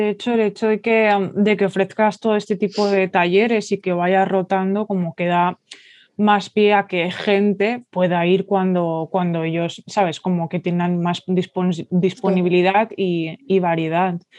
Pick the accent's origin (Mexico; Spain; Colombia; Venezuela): Spain; Mallorca, Balearic Islands